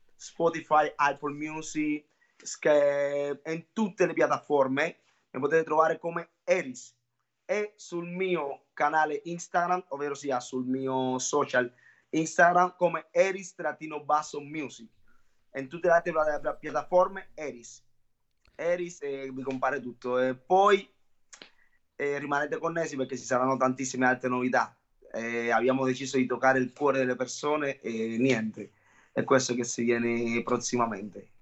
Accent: Cuba; now in Italy; essendo cubano sono stato anche un ballerino professionista

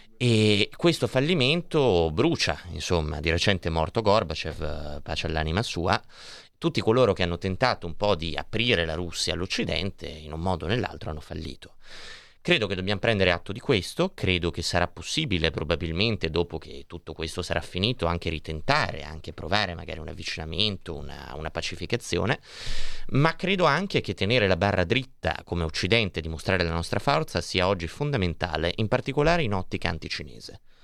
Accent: Milan, Lombardy, Italy; Noi che siamo di Milano

